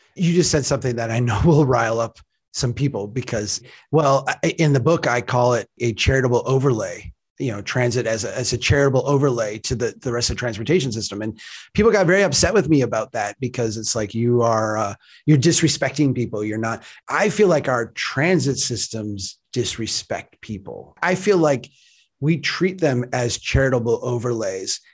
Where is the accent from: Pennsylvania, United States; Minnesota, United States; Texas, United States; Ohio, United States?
Minnesota, United States; Brainerd; Brainerd, Minnesota, my hometown, where I'm, I'm sitting right now